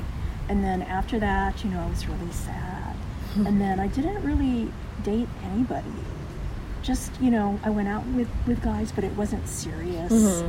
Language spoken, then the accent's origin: English; Kailua, Hawaii, United States; now in California, United States; I grew up in Hawaii, and then I moved here to California, and I've been here ever since.